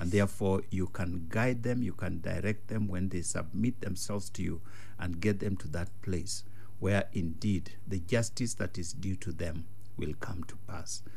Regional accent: Kenya; that's my village

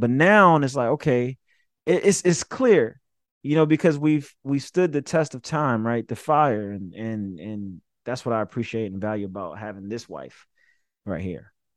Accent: Summerville, South Carolina, United States; from Somerville, South Carolina

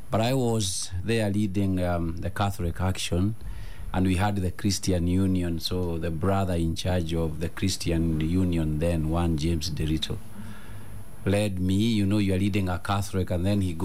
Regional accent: Nyeri, Nyeri County, Kenya; being born and growing up in Nyeri, a place called Kiamariga, right next to Mount Kenya Ridges

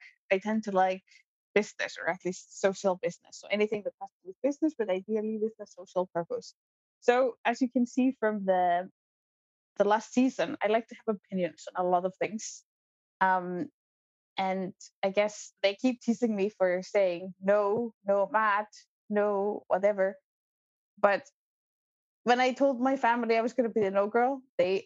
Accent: Iceland; moved away as an adult; also born or lived in New Zealand / Kenya; I am born and raised in Iceland.

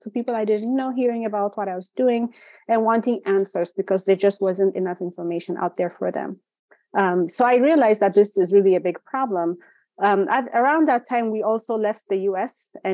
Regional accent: Ethiopia; moved away; also born or lived in Chicago / Minneapolis; Growing up in Ethiopia

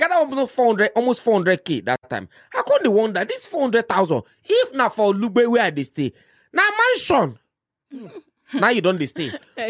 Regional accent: Kaduna, Kaduna State, Nigeria; moved away as an adult; also born or lived in Abuja / Jigawa State; now in Lagos, Nigeria; I grew up in Kaduna. I was born in Kaduna. Everything about me is in Kaduna State. Mm-hmm. So as I finish university, I go do service for Jigawa State. From Jigawa State, I move go Abuja.

